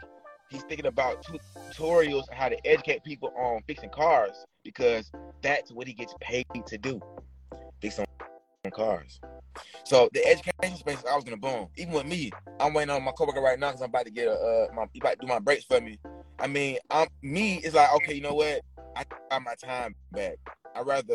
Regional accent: Atlanta, Georgia, United States; also born or lived in San Francisco Bay Area; I'm from Atlanta

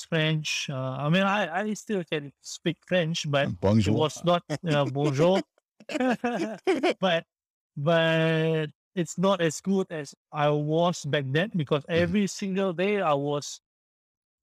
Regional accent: Singapore; also born or lived in France; I came back from France to Singapore. I had to serve my national service for 2 years

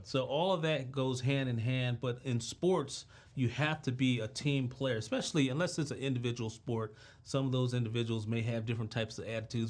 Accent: Washington, District of Columbia, United States; I'm from Southeast D C

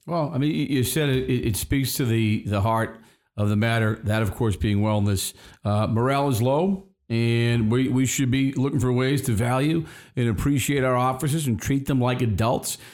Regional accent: Boston, Massachusetts, United States; We are from Boston. We grew up in the city

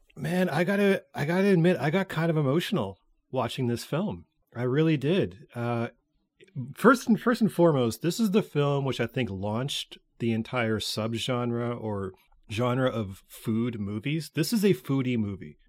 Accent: Canada; we're Canadian

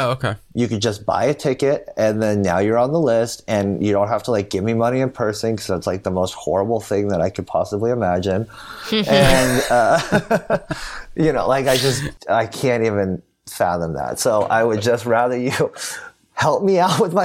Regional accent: California, United States; I'm from California

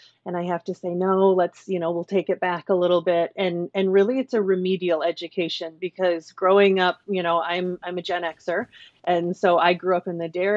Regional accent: Minnesota, United States; moved away as an adult; also born or lived in Chicago, Illinois; I moved from Chicago, where I'd spent the last 15 years, back to my home state of Minnesota

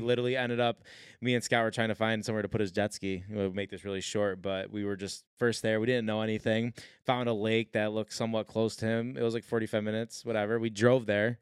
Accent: Syracuse, New York, United States; moved away; also born or lived in North Carolina; we're like, "Syracuse."

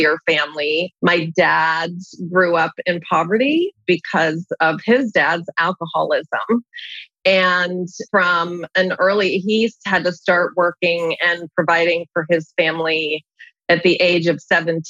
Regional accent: Pittsburgh, Pennsylvania, United States; I was born and raised in Pittsburgh, Pennsylvania

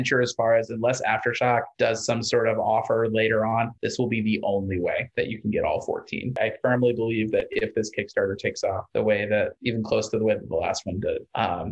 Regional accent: Missouri, United States; moved away; I grew up in Missouri

